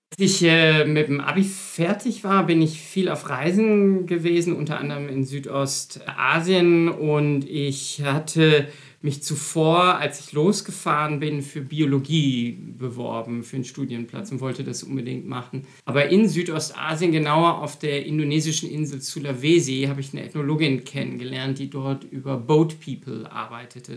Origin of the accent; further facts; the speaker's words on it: Münster, North Rhine-Westphalia, Germany; moved away as an adult; also born or lived in Berlin / Heidelberg / Tübingen; now in Frankfurt, Germany; Ich komme aus Münster, nur eine Autostunde entfernt hier von Bochum und habe dort auch angefangen zu studieren